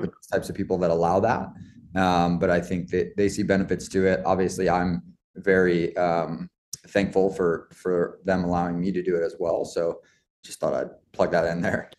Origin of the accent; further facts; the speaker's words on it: Roslyn Heights, New York, United States; also born or lived in Queens; I grew up just, uh, outside New York City, um, on Long Island in a town called Roslyn Heights